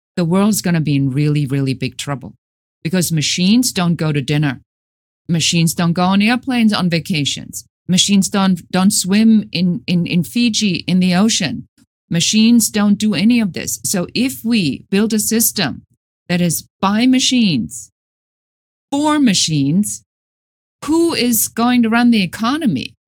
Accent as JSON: {"language": "English", "country": "Germany", "moved": "as an adult", "lives_now": "United States", "said": "Originally, I'm from Germany."}